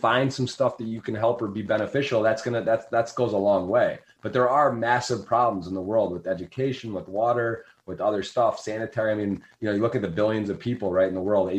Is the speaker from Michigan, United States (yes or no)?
yes; Ann Arbor, Michigan, United States; moved away as an adult; also born or lived in Baltimore; where I grew up in Ann Arbor, there's like poverty and stuff